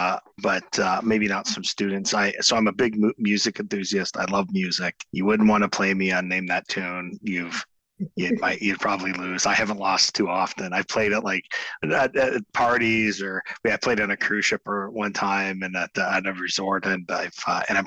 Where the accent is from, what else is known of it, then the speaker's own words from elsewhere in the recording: Owen Sound, Ontario, Canada; now in Kingston, Canada; I'm from Owen Sound initially. I grew up on a farm in Owen Sound, so we're near Owen Sound.